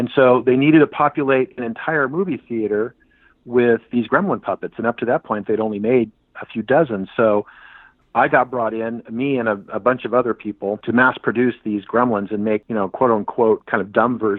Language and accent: English; San Francisco, California, United States; I'm a Bay Area guy. I was born and raised in San Francisco.